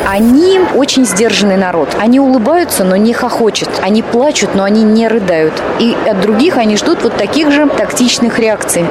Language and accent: Russian; Moscow, Russia; moved away; also born or lived in Norway; я из Москвы, я из России